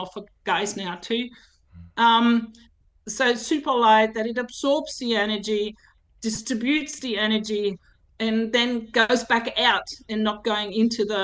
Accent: Germany; now in Kingaroy, Australia; my hometown in Germany

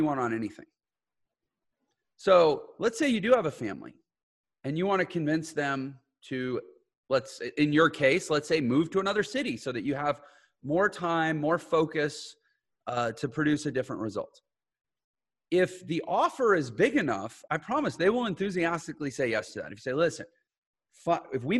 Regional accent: Texas, United States; now in St. George, United States; I grew up in Texas

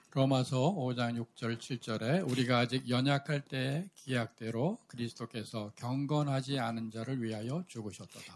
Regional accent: South Korea; 저의 아내와 우리 정부지사 선생님은 우리 같은 교회, 우리 한국에 있는 같은 교회에서 어릴 때부터 자랐습니다

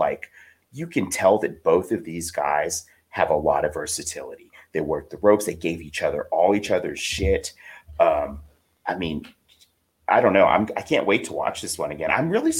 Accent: South Texas, United States; I grew up in South Texas in the swamp.

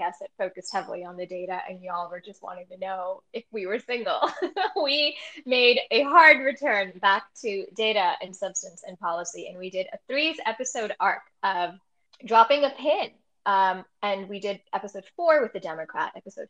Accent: New York City, New York, United States; also born or lived in Texas; now in Washington, D.C., United States; New York City is my hometown and DC is my adopted hometown

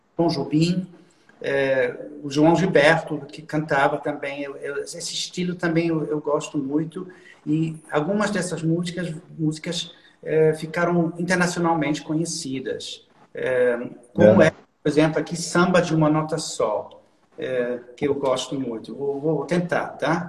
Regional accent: Düsseldorf, North Rhine-Westphalia, Germany; Portuguese is a second language; now in Cologne, Germany; Nasci na cidade de Düsseldorf, que, é, que, não, é, que não é muito longe daqui, de Colônia, é, na parte oeste da Alemanha, né? E eu, eu ah. sempre morei, eu sempre morei na Alemanha

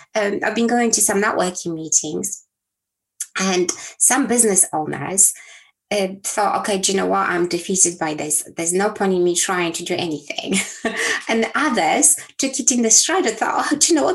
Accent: Poland; moved away; I was born in Poland, a communist country back then, in a small town.

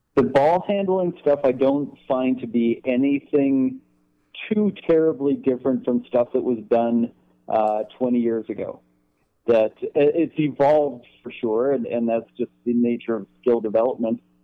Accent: Canada; I grew up in Canada? I still live in Canada

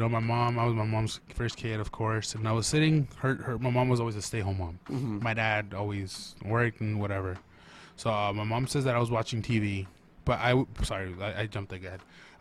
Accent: Portland, Oregon, United States; I was born and raised here in Portland.

